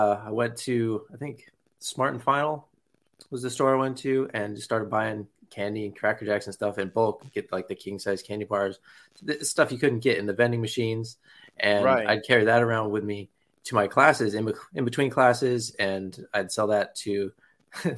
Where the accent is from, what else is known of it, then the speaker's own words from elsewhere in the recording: San Diego, California, United States; I grew up in San Diego, California